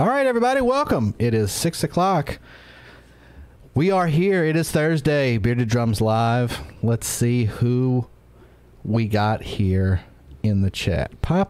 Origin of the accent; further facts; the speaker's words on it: Mississippi, United States; dude, I'm from Mississippi. You don't get any more southern than here.